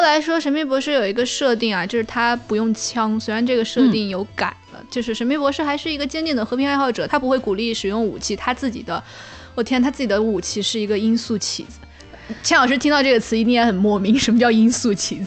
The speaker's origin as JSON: {"language": "Chinese", "country": "China", "said": "我们中国人说大象无形"}